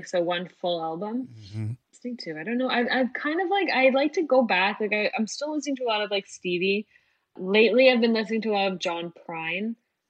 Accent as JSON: {"language": "English", "town": "Schaumburg", "region": "Illinois", "country": "United States", "tie": "born or raised there", "said": "I was playing for the first time in like my hometown in Schaumburg."}